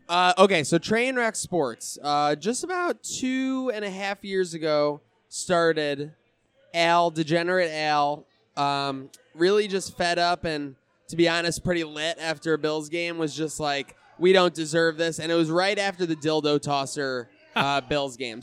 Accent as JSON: {"language": "English", "town": "Buffalo", "region": "New York", "country": "United States", "tie": "born or raised there", "also_born_or_lived": "Westchester, New York / Syracuse", "said": "I was born in Buffalo, moved, moved to Westchester, New York, moved back to upstate New York"}